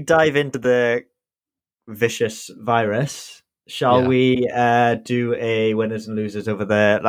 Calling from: United Kingdom; I'm … and I'm tuning in from the UK.

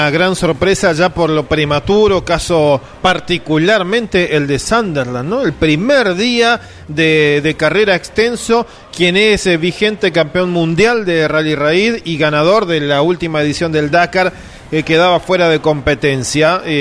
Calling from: Salta, Argentina; de Salta.

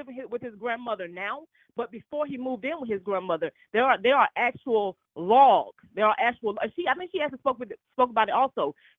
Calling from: Atlanta, Georgia, United States

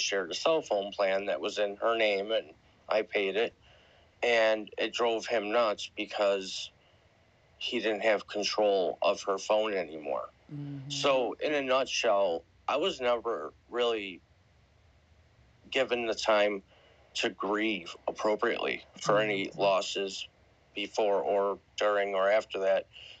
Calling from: Buffalo, New York, United States; I'm coming live from Buffalo, New York, and I appreciate you bringing me up.

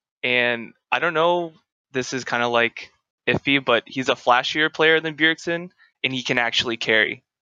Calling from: Harrisburg, Pennsylvania, United States; Harrisburg, PA.

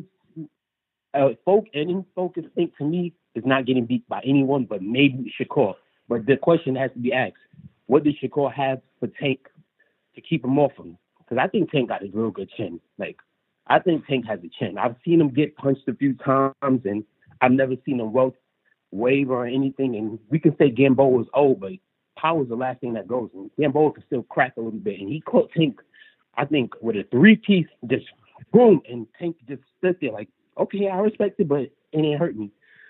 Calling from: Brooklyn, New York, United States; From Brooklyn.

